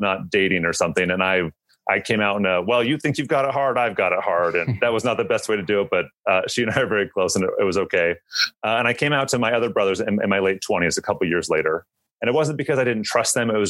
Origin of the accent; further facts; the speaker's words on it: Seattle, Washington, United States; I grew up in the Seattle area.